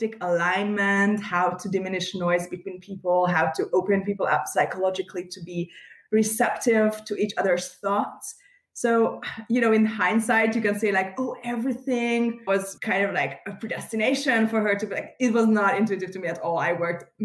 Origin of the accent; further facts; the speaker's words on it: Budapest, Hungary; I was born in Budapest in Hungary in East Central Europe.